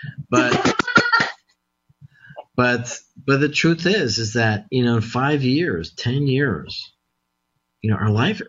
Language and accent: English; Mexico; moved away; you know, in parks that, you know, were endless, you know, when I was growing up in Mexico.